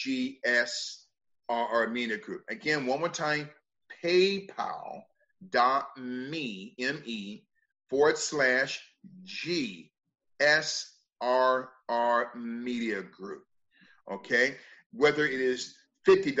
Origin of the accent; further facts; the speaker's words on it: United States; I am an American